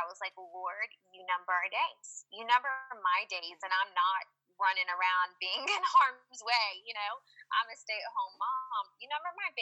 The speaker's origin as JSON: {"language": "English", "region": "Georgia", "country": "United States", "tie": "born or raised there", "said": "I'm from the South. I'm from Georgia. That's where I was, I guess I moved there when I was like five, so I consider myself a Georgia peach"}